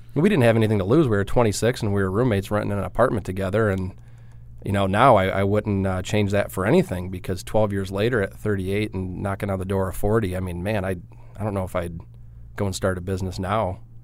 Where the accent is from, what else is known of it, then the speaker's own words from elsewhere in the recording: Trenton, Michigan, United States; accent: Midwest; moved away; I grew up in Detroit, uh, just south, small town called, uh, Trenton.